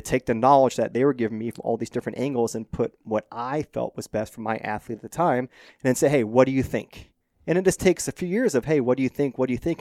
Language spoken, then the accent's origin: English; Phoenix, Arizona, United States; I grew up in North Phoenix, Scottsdale area